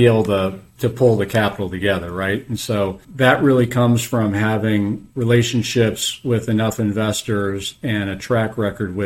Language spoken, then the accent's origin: English; Chicago, Illinois, United States; moved away as an adult; also born or lived in Wisconsin; now in Atlanta, United States; I was born and raised in Chicago